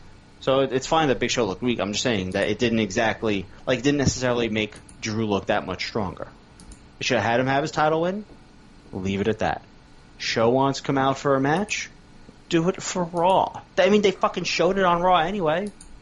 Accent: Scotland, United Kingdom; Hey, I'm Scottish. I Claymore people.

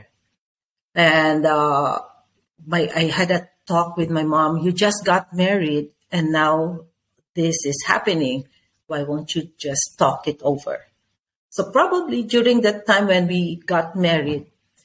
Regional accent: Philippines; I'm from the Philippines.

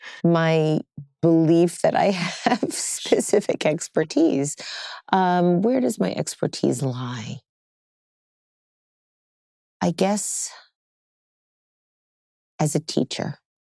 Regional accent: Staten Island, New York, United States; also born or lived in Brooklyn, United States / Howard Beach, Queens, United States; Well, I'm a native New Yorker.

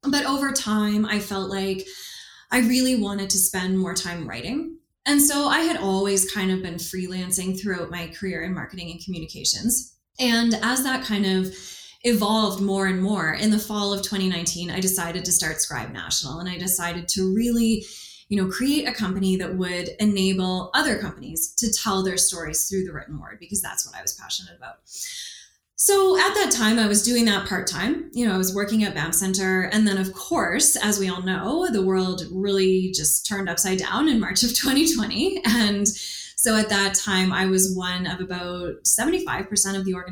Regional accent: Halifax, Nova Scotia, Canada; moved away as an adult; now in Alberta, Canada; I'm originally from Canada's East Coast, so I'm from Halifax. I've been in Alberta for about 10 years

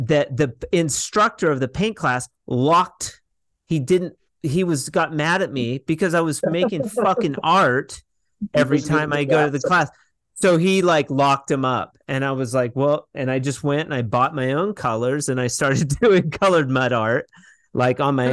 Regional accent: Washington, United States; moved away as an adult; also born or lived in Arizona; I grew up in Washington State

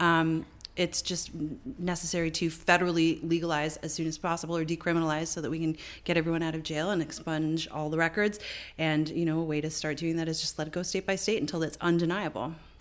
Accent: Canada; Fellow Canadian

